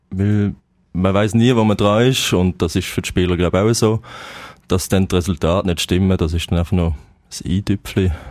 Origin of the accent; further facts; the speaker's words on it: Basel, Basel-Stadt, Switzerland; Ja, sicher. Als Basler ist das Pflicht, ja